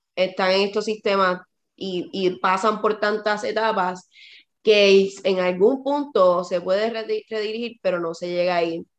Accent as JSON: {"language": "Spanish", "country": "Puerto Rico", "tie": "born or raised there", "moved": "yes", "lives_now": "United States", "said": "yo nací en Puerto Rico."}